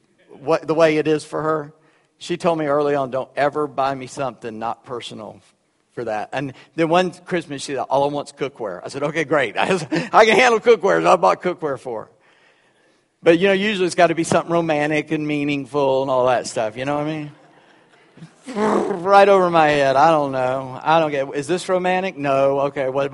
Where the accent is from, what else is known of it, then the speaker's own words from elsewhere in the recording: Charleston, South Carolina, United States; first language Gullah; That's the language I grew up with. I was in Charleston.